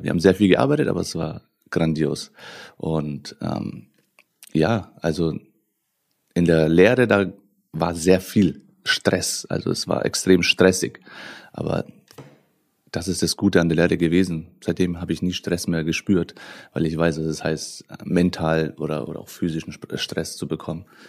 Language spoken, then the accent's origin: German; Nuremberg, Bavaria, Germany; ich bin in Nürnberg äh, groß geworden, geboren